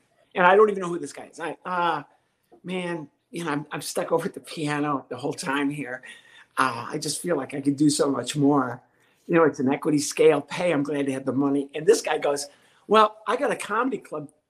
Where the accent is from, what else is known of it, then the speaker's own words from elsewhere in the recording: Berwyn, Illinois, United States; I grew up in the suburbs of Chicago